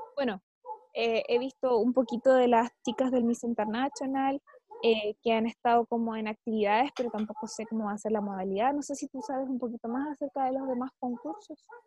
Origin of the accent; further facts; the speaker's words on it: Chile; nosotros enfrentamos esto como chilenos